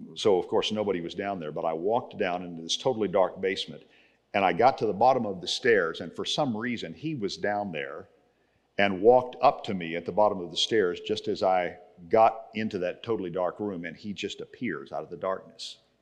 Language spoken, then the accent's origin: English; Texas, United States; moved away; I grew up in Texas